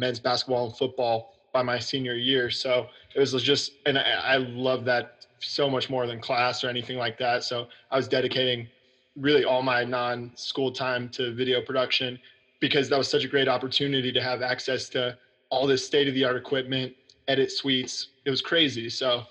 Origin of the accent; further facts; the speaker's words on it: Dallas, Texas, United States; originally from Dallas, which is actually crazy. Like, so now my apartment in Dallas is like 10 minutes from my parents' house where I grew up